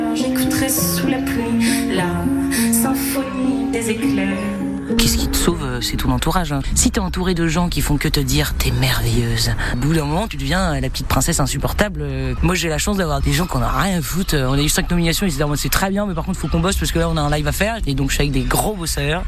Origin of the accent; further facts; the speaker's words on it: Saint-Nazaire, Pays de la Loire, France; je suis née à Saint-Nazaire, j'ai tout vécu à Saint-Nazaire